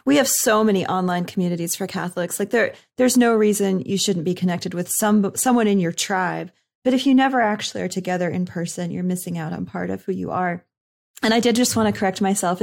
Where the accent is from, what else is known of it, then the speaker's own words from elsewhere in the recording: Northeast, United States; I'm from the Northeast